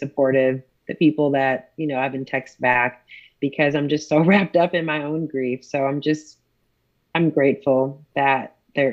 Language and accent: English; Buffalo, New York, United States; moved away as an adult; also born or lived in Texas; now in Dallas, United States; I'm from Buffalo, New York